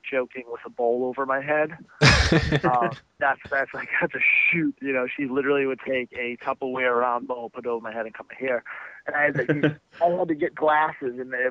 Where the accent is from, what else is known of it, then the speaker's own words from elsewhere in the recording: Boston, Massachusetts, United States; I grew up in Boston